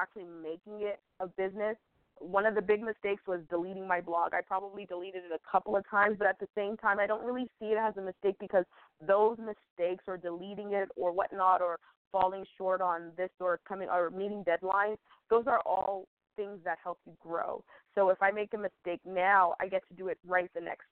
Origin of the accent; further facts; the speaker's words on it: United States; as a woman, as an American woman